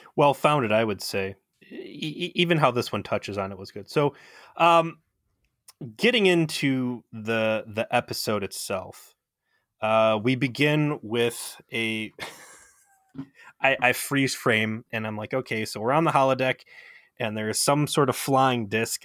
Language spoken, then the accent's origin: English; United States; as an American